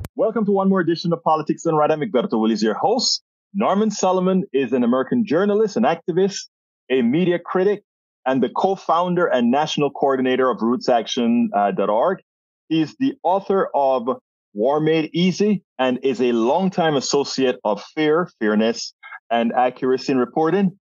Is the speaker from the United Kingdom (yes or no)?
no; Panama; now in United States; I'm originally from Central America, Panama